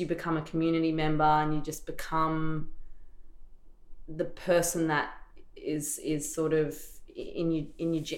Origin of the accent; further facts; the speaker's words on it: Torres Strait Islands, Queensland, Australia; now in Melbourne, Australia; I don't have access to a lot of Torres Strait Islanders here. All my mob's back up home